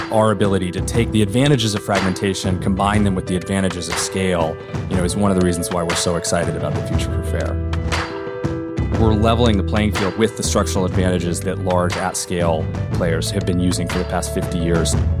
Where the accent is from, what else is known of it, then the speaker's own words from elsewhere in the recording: Norman, Oklahoma, United States; moved away; this small downtown in my hometown of Norman, Oklahoma, that when I was growing up was, like, pretty dead